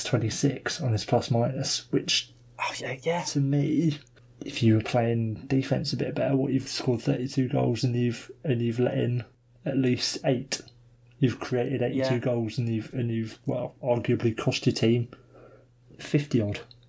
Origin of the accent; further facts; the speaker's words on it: England, United Kingdom; we're English